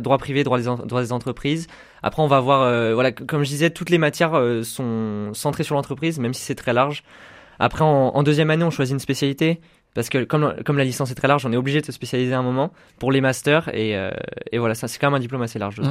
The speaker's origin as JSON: {"language": "French", "town": "Chambéry", "region": "Auvergne-Rhône-Alpes", "country": "France", "tie": "born or raised there", "also_born_or_lived": "Roanne", "moved": "as an adult", "lives_now": "Saint-Étienne, France", "said": "je suis de Chambéry, en fait. Euh, j'ai suivi un parcours euh, scolaire tout à Chambéry"}